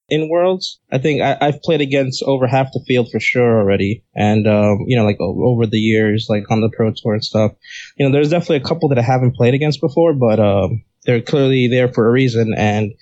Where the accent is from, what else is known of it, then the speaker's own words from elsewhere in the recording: New York City, New York, United States; I grew up in Uptown Manhattan, area called Inwood